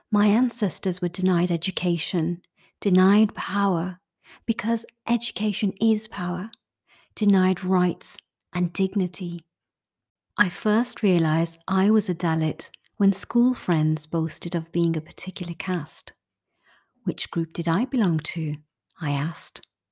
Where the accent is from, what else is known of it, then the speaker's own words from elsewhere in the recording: United Kingdom; As a British Indian person